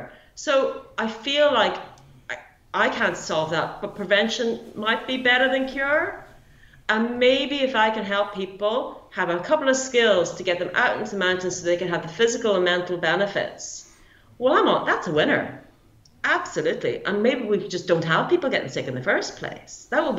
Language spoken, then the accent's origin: English; Derry, Northern Ireland, United Kingdom; I'm originally from Northern Ireland anyway